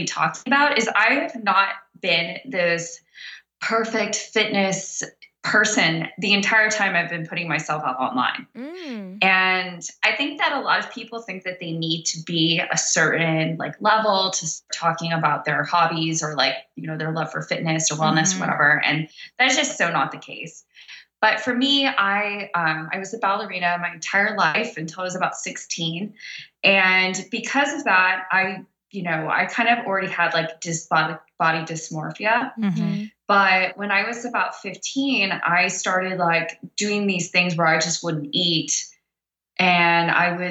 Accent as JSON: {"language": "English", "area": "Orange County", "region": "California", "country": "United States", "also_born_or_lived": "Los Angeles / Cabo San Lucas / Thailand", "moved": "as an adult", "lives_now": "Las Vegas, United States", "said": "I'm from Orange County. I grew up in the punk rock scene"}